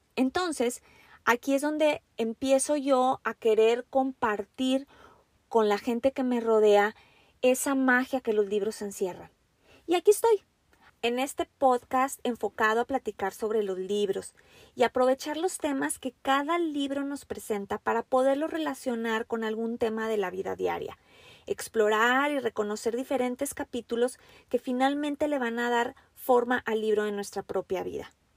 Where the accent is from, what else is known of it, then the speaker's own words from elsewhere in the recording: Mexico; now in Washington, United States; yo soy una mujer mexicana. Actualmente me encuentro viviendo en los Estados Unidos, muy, muy al norte en el estado de Washington